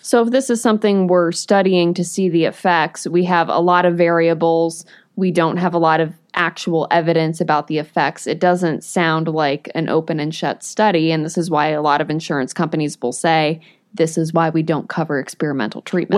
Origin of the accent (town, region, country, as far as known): New England, United States; born or raised there